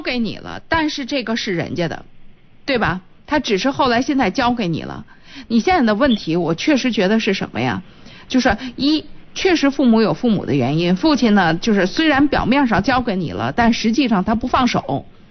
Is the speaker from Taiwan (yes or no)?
no; Qinhuangdao, Hebei, China; moved away as an adult; now in Shijiazhuang, China; 我们这个从秦皇岛嫁到石家庄